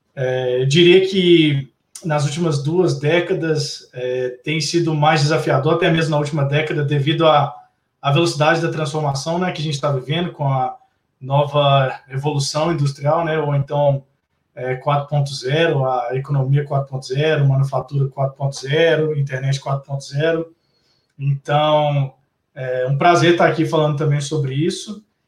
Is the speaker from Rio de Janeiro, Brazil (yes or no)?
no; Belo Horizonte, Minas Gerais, Brazil; eu sou de BH também